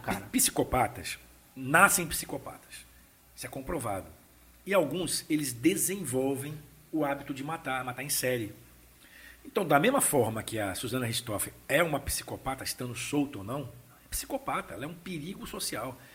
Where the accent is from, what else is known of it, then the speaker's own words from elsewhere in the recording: Vila Velha, Espírito Santo, Brazil; also born or lived in Vitória; Eu nasci em Vitória, nasci em né? Vitória. né? Fui criado em Vila Velha, em Vila Nova, bairro de Vila Nova